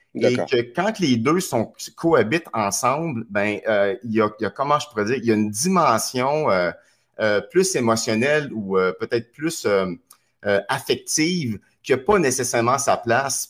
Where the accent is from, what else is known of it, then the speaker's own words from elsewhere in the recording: Trois-Rivières, Quebec, Canada; moved away; also born or lived in Montreal; Je suis natif de Trois-Rivières. Je me suis retrouvé à Montréal.